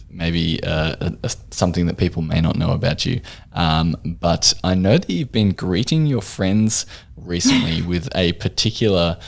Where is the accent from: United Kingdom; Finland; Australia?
Australia